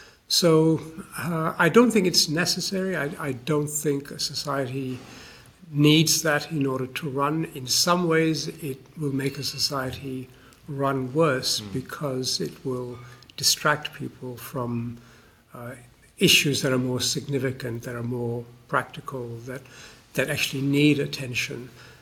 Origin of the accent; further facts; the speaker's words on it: Malaysia; also born or lived in Australia; now in United Kingdom; I grew up in Malaysia for part of my life, so that's an important part of the world to me. I've lived for 30 years of my life in Australia